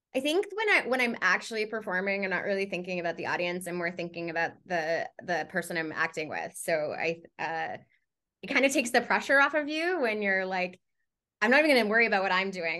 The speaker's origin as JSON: {"language": "English", "country": "Canada", "said": "I am a Canadian uh, voice and on camera performer"}